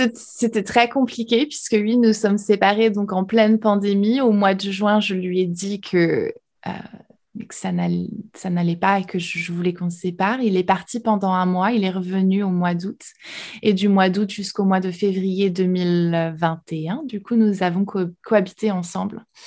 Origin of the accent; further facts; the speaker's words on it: France; first language French; moved away as an adult; now in United States; française expatriée aux États-Unis